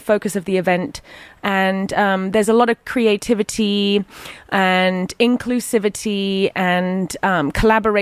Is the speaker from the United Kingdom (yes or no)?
yes; Southern England, United Kingdom; accent: posh English; now in San Francisco, United States; I'm from England.